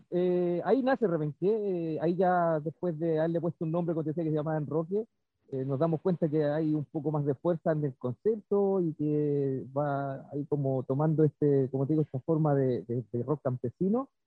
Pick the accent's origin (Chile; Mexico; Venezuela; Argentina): Chile; como rockero chileno, casi todos los rockeros chilenos tenemos la influencia